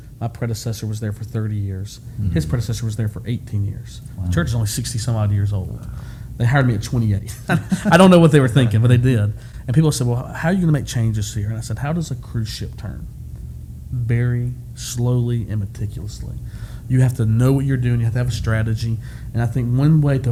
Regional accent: Alabama, United States; I'm from Alabama

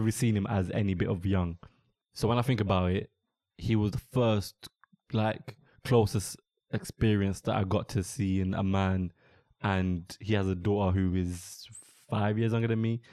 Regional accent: London, United Kingdom; I'm born and raised in London

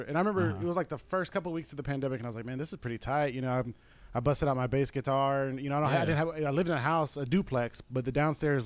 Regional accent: Mesquite, United States; we're both from Mesquite

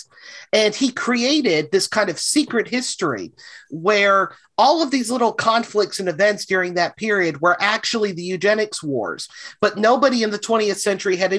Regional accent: the South, United States; the one Southerner on the podcast

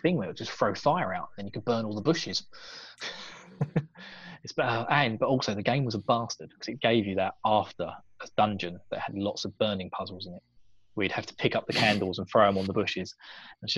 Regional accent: United Kingdom; me being British.

